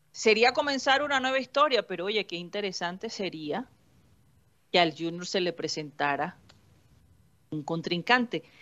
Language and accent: Spanish; Tolima, Colombia; yo ah, soy de Tolima.